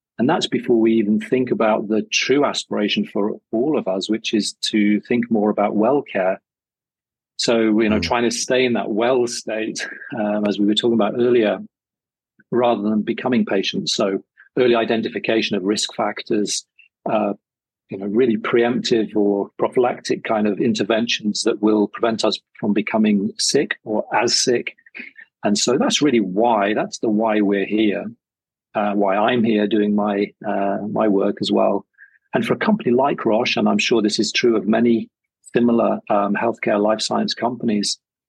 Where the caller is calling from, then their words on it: Switzerland; And I'm dialing in from Switzerland, and it's 35 degrees Celsius, bright sunshine, and as you say, wonderful mountain view.